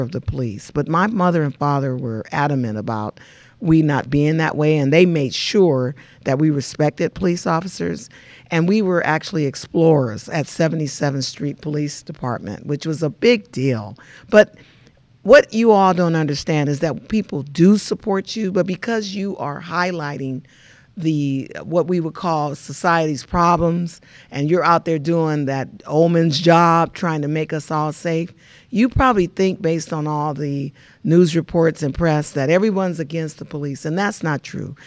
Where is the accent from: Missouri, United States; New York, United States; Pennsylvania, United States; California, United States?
California, United States; Los Angeles; now in Inland Empire, United States; I grew up in South Central L A, and I grew up during the Watts riot